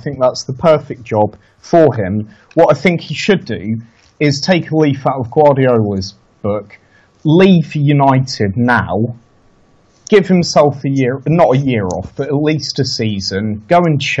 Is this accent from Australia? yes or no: no; France; born there; I was born in France. I still have a lot of French friends.